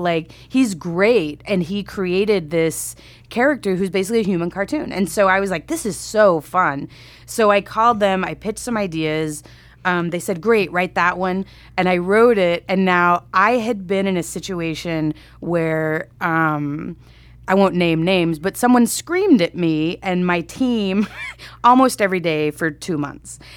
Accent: Grand Prairie, Texas, United States; moved away; I'm from Texas, um, a suburb of Dallas, Grand Prairie

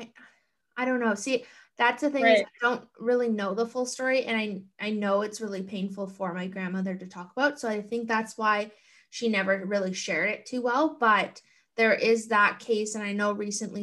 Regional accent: Gull Bay First Nation, Ontario, Canada; now in Hamilton, Canada; I am from Gull Bay First Nation, which is up in Northwestern Ontario

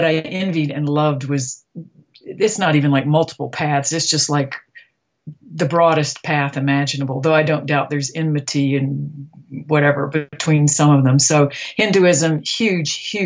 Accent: Deep South, United States; I come from the Deep South, where religion is frequently at war with science

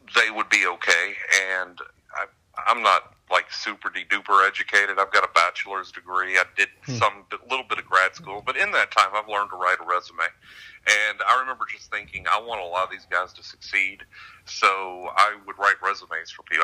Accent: the South, United States; I grew up in the South, so church was not exactly an optional thing here

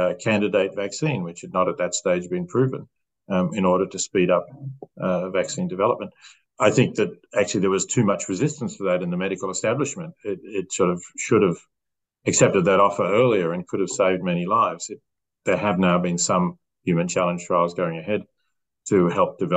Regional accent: Australia; As an Australian

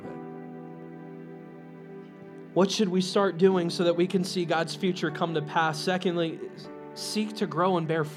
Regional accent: United States; I'm American proud

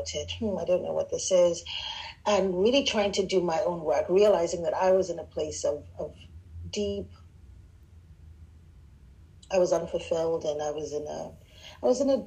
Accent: Nigeria; also born or lived in Southern United States; now in United States; Nigerian, West African immigrant in America.

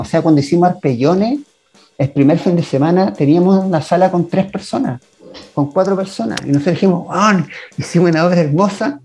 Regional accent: Chile; Yo soy de Valle

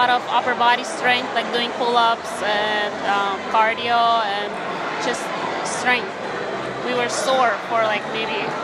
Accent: Ukraine; moved away; I'm from Ukraine originally, so I grew up learning uh, classical ballet and uh, Ukrainian folk dance.

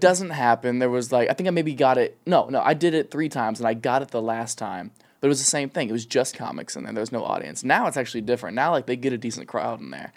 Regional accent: an hour west of Columbus, rural Ohio, United States; now in Los Angeles, United States; I'm from, like, the middle of nowhere, Ohio, like, an hour west of Columbus

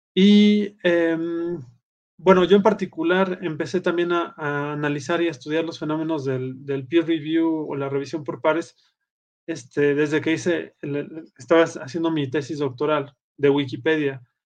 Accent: Puebla, Mexico; moved away as an adult; now in Aguascalientes, Mexico; vivo en Aguascalientes, México, este, aunque soy originario de Puebla

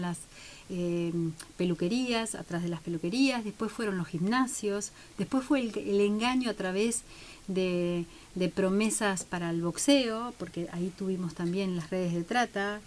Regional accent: Santa Cruz, Argentina; now in Bahía Blanca, Argentina; vengo de Santa Cruz Pico

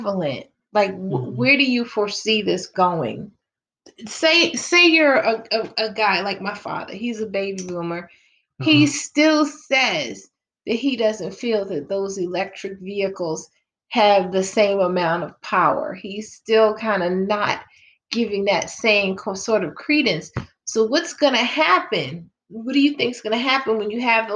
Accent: Baltimore, Maryland, United States; I'm from Baltimore

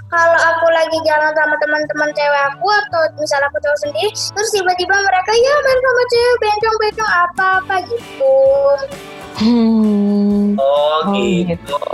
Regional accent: Jakarta, Indonesia; Aku waktu kecil itu uh, tinggal di Jakarta. Aku dari lahir di Jakarta.

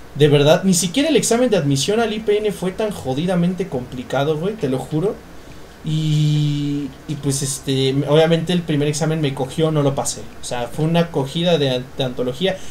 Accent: Mexico

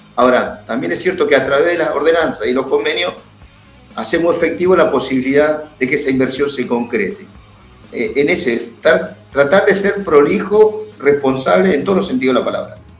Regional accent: Campo Grande, Río Negro, Argentina; mi pueblo, yo soy un fanático de mi pueblo

